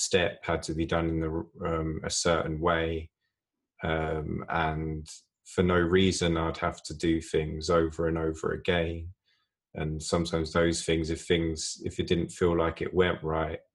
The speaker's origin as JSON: {"language": "English", "region": "London", "country": "United Kingdom", "tie": "born or raised there", "said": "I grew up in a nice place, suburb of London"}